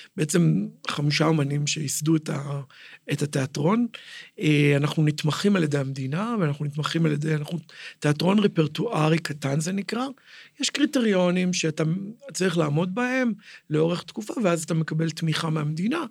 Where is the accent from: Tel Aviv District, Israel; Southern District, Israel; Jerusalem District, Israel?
Jerusalem District, Israel; Jerusalem; נולדתי בנחלאות, אבא שלי היה חנות בשוק, כאילו, אני ירושלמי בכל אה, רמ"ח איבריי, ושס"ה גידיי, מעולם לא גרתי במקום אחר